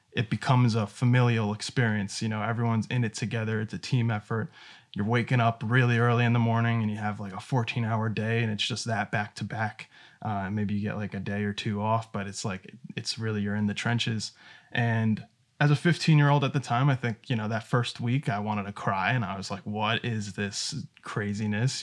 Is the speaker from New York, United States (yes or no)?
yes; New York, United States; I'm from New York